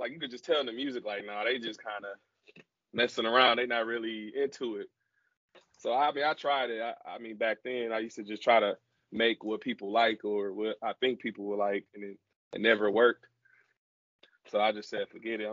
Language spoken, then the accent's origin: English; Milwaukee, Wisconsin, United States; I'm from Milwaukee, so it's close to like, well, Wisconsin